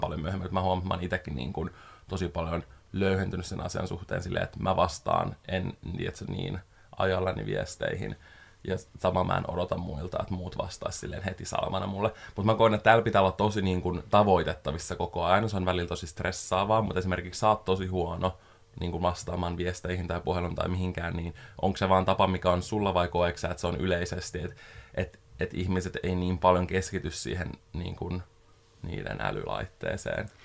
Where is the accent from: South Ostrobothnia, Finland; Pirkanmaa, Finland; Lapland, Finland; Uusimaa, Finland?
Uusimaa, Finland; Espoo; also born or lived in Helsinki; mä oon asunut koko elämäni pääkaupunkiseudulla. Mä oon syntynyt Helsingissä, asunut kolme vuotta siellä. Ja sitten mä muutin Espooseen